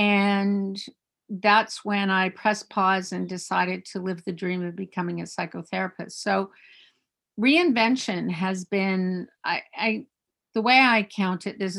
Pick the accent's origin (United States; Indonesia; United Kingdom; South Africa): South Africa; Eastern Cape; also born or lived in Canada; I was born in Canada, and then because my father was in the mining industry and in exploration, we had the great good fortune of moving to the middle of nowhere, the Transkei in South Africa. And I went to school in Afrikaans